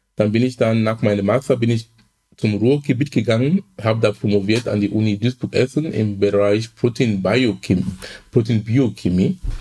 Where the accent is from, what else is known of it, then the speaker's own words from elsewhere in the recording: Cameroon; now in Hamburg, Germany; Ich komme ursprünglich aus Kamerun